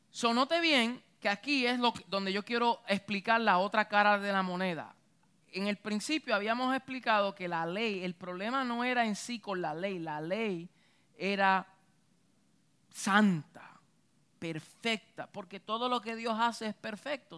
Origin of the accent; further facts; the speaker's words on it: Puerto Rico; Yo soy boricua